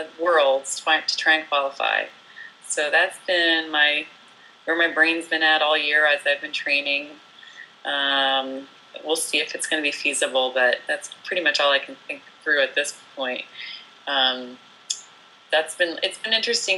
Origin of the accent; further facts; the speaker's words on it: New Jersey, United States; moved away as an adult; also born or lived in France / Portland, Oregon; now in Pacific Northwest, United States; I was born in France and raised in New Jersey